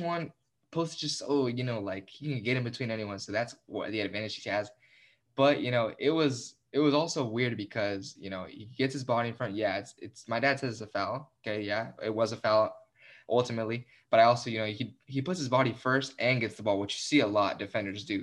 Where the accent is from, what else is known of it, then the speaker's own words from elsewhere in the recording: United States; I'm American, but I'm Mexican-American. I gr, I was born here, but I can play for Mexico